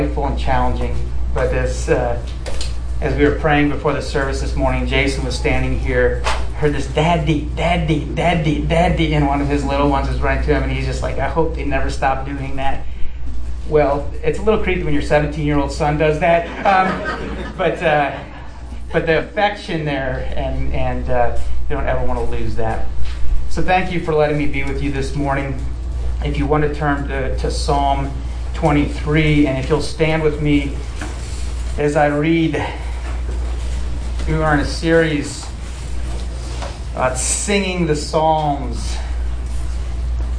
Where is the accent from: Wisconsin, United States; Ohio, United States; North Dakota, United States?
Ohio, United States; Akron; moved away as an adult; also born or lived in San Diego / Central Florida; I'm originally from Ohio